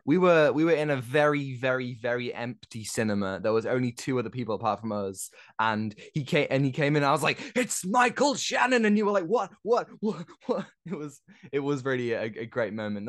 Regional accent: United Kingdom; as a Brit myself

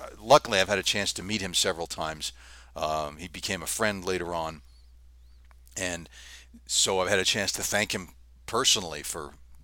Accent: Los Angeles, California, United States; growing up in Southern California in the Los Angeles area

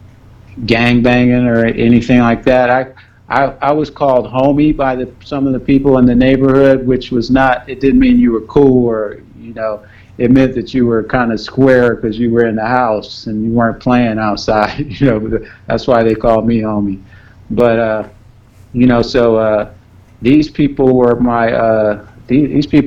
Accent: Los Angeles, California, United States; I'm from South Central Los Angeles

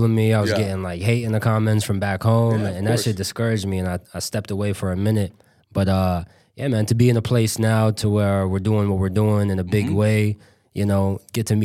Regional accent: Amman, Amman Governorate, Jordan; moved away; growing up in Amman

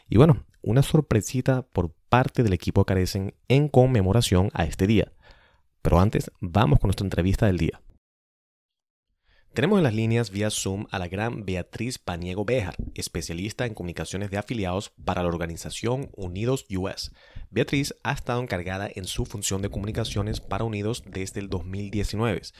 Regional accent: Venezuela; now in Washington, United States; todo el mundo o la mayoría de la gente sí puede identificarme como venezolano, pero el momento que piso Venezuela, eh, me preguntan si soy de Colombia, me han dicho Puerto Rico, Argentina, eh, incluso español

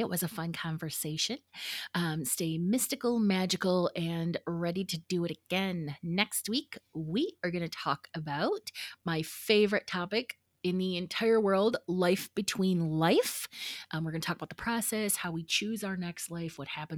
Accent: Michigan, United States; my home state of Michigan

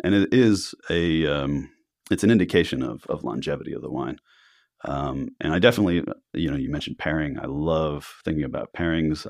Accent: Miami, Florida, United States; also born or lived in New York / Italy / France; now in Oregon, United States; I grew up in Miami, um, and I'd lived in New York

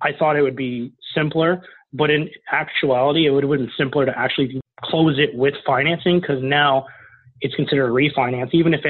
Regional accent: Canada; which is really the system to use as a Canadian, is just to call several banks every day and hear a no, no, a no, and then a yes

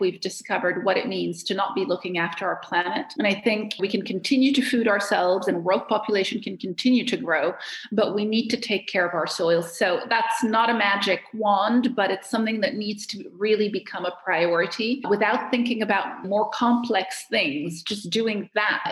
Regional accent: Cairo, Cairo Governorate, Egypt; moved away as an adult; now in Geneva, Switzerland; I'm from Cairo. So obviously, I grew up in a lot of chaos

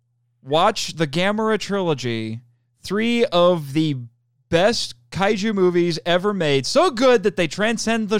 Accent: Indiana, United States; I'm from Indiana. You know, I am born and bred Midwestern American.

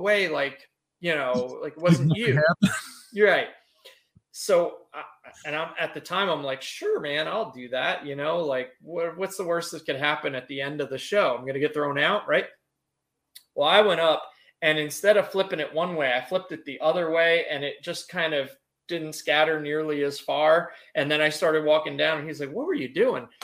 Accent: New Jersey, United States; we're from New Jersey.

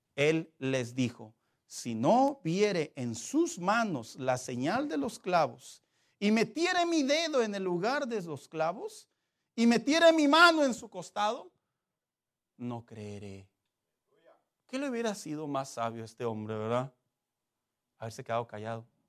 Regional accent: Mexico; así somos los mexicanos

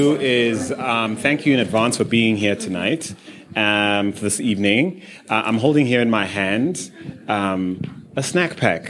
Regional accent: Zimbabwe; I grew up in Zimbabwe.

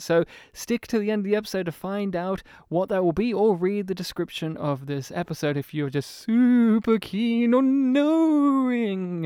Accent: New South Wales, Australia; now in Melbourne, Australia; I'm from New South Wales.

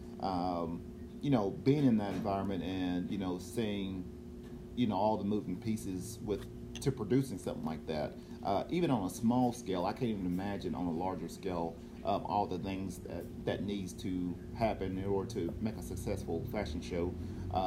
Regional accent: Cleveland, Tennessee, United States; moved away; back home in my hometown in Cleveland, Tennessee

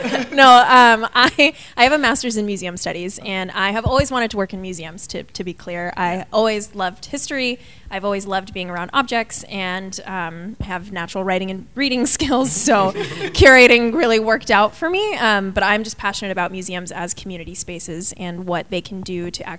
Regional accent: Tucson, Arizona, United States; Tucson, Arizona.

